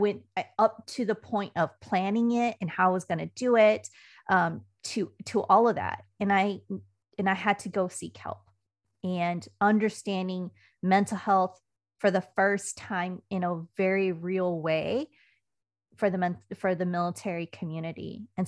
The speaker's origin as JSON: {"language": "English", "town": "Puyallup", "region": "Washington", "country": "United States", "tie": "born or raised there", "said": "I grew up in the great state of Washington. I'm from Puyallup, Washington, which is outside of Joint Base Lewis-McChord. And that's a rainy state."}